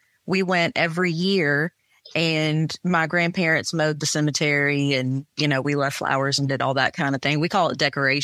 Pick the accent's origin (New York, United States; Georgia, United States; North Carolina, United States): North Carolina, United States; Wilmington; I grew up in Wilmington